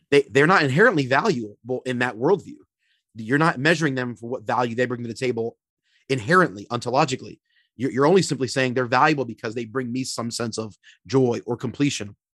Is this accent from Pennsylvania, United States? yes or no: yes; Philadelphia, Pennsylvania, United States; also born or lived in Florida; now in Minneapolis, United States; originally born and raised in Philly, P